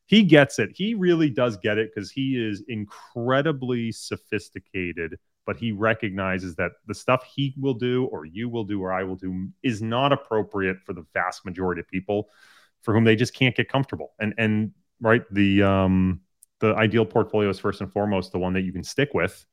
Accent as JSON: {"language": "English", "region": "Massachusetts", "country": "United States", "tie": "born or raised there", "said": "I grew up, um, in a small town in Massachusetts"}